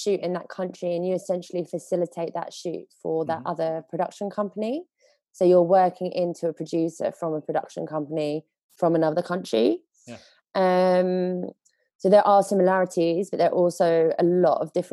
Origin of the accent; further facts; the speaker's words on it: England, United Kingdom; moved away as an adult; also born or lived in Spain; as an English person